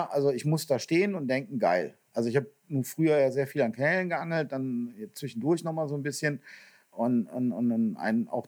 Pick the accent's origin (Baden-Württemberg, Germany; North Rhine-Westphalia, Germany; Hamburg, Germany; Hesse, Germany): North Rhine-Westphalia, Germany; Also jetzt komme ich ja aus dem Kölner Raum und wir haben einige Big Fish Gewässer gehabt